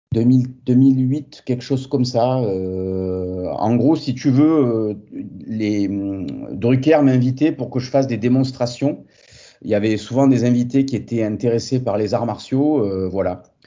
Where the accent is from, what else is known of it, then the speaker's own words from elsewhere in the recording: Montpellier, Occitania, France; je suis français, montpelliérain euh, d'origine et attaché à, ma région du Sud